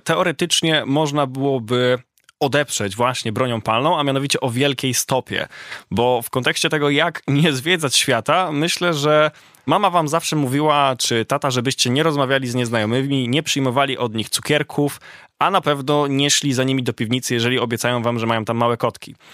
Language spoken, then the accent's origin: Polish; Poland; mówimy, że jesteśmy z Polski